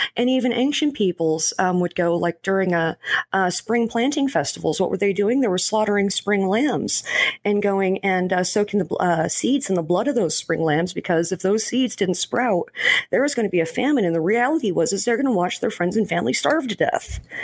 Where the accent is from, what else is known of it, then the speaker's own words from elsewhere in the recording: New Mexico, United States; I was born and raised in New Mexico